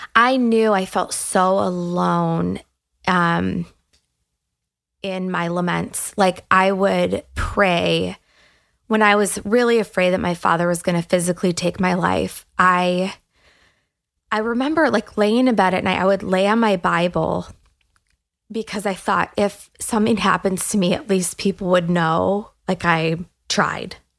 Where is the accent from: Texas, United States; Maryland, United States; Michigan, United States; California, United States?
Michigan, United States; Detroit; I grew up in the Detroit area